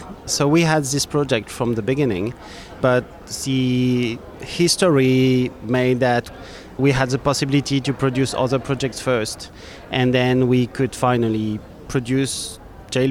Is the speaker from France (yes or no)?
yes; France; I'm from France